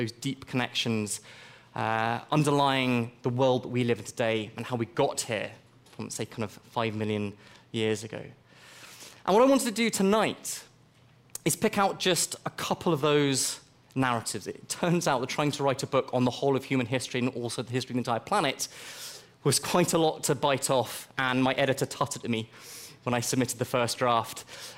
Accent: Nairobi, Kenya; I also spent my own childhood growing up in Nairobi in Kenya.

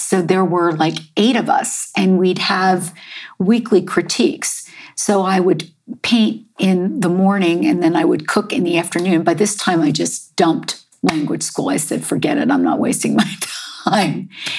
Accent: United States; also born or lived in New York; oh, you're from America, in English, with an American accent.

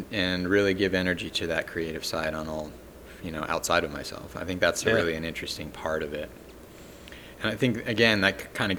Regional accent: Los Angeles, California, United States; moved away as an adult; also born or lived in Redlands, California / Santa Fe, New Mexico; I grew up in LA, all over the San Gabriel Valley and LA County proper

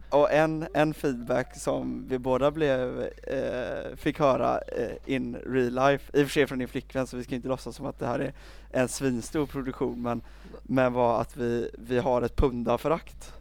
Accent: Sweden; jag är alldeles för svensk

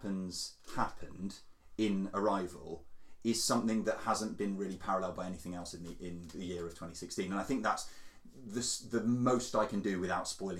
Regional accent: France; I was born in France

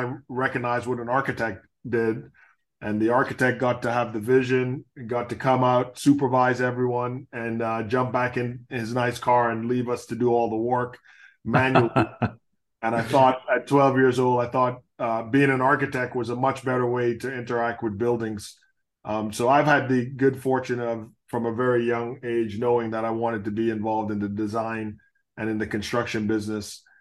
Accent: Nassau, New Providence, Bahamas; moved away; I grew up in Nassau. We grew up in a neighborhood called Chippingham

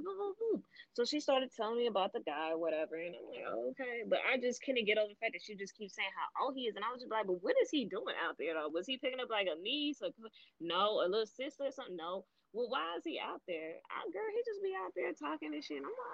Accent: Miami, Florida, United States; I grew up in Miami.

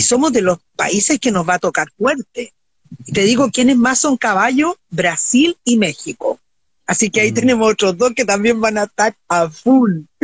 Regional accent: Viña del Mar, Valparaíso, Chile; yo me crié en Viña

